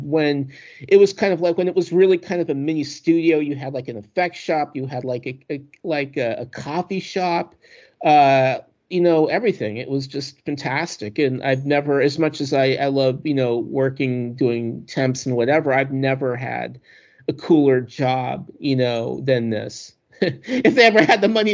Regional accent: East Coast, United States; moved away as an adult; also born or lived in New York City; now in Los Angeles, United States; I'm from the East Coast

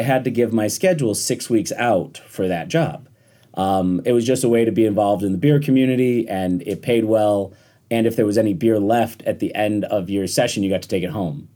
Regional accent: Rochester, New York, United States; also born or lived in Washington, D.C.; I grew up in Rochester, New York, went to school for politics, moved to D C, and worked on Capitol Hill

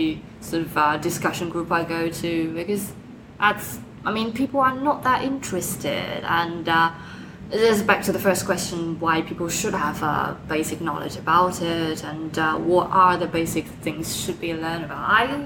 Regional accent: China; moved away; also born or lived in United States; they don't really think I'm from China anymore, but they still think I look Chinese

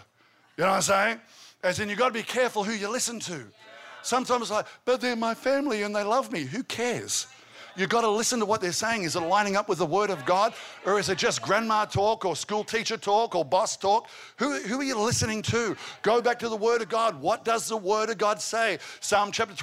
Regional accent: Albury, New South Wales, Australia; I grew up in Albury. Albury's a country town

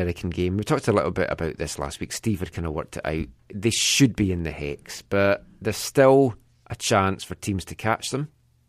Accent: Scotland, United Kingdom; I am from the Kingdom of Fife, so

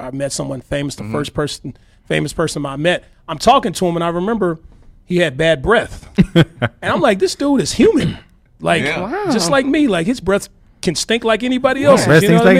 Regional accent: Arkansas, United States; moved away as an adult; now in Los Angeles, United States; I'm from Arkansas originally. And it took a lot, okay, for me to just pack up everything and move to a city I've never been before to pursue my passions and my dreams and things like that.

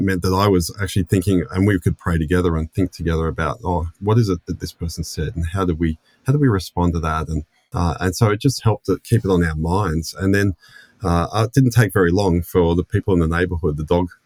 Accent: Sydney, New South Wales, Australia; moved away as an adult; now in Melbourne, Australia; I grew up in Sydney, born and raised in Sydney

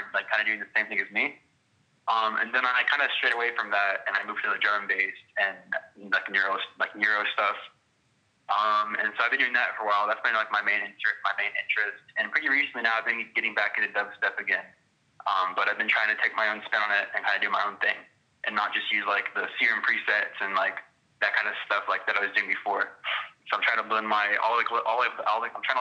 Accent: Fort Worth, Texas, United States; I'm from Fort Worth, Texas

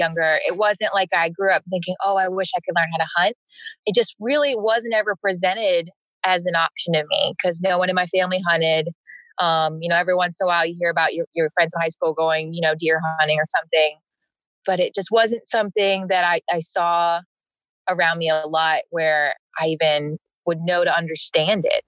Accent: Vermont, United States; moved away; also born or lived in South Carolina / Greenville, South Carolina / Arkansas; I grew up in Vermont

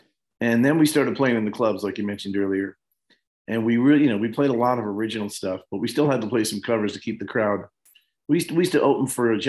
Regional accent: Levittown, New York, United States; I grew up in Levittown, New York

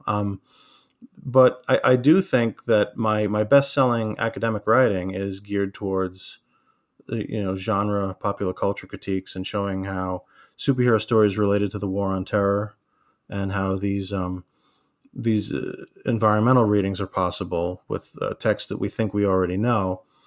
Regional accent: New York City, New York, United States; growing up in Staten Isle in the eighties

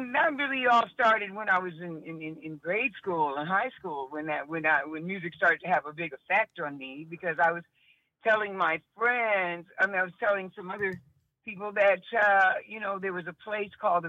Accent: Chicago, Illinois, United States; No, this is Chicago. I was born in Chicago, born and raised

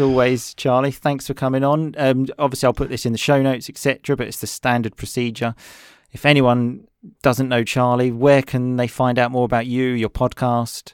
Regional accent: England, United Kingdom; I'm English

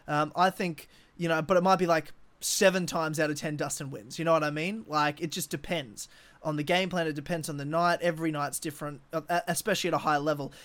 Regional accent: Brisbane, Queensland, Australia; my hometown 'cause I love Brisbane

